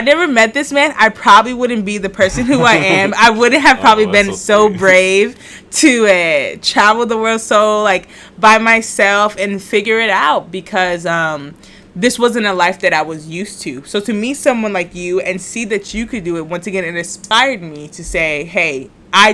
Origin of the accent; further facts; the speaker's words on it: United States; now in Puerto Rico; I was born in the States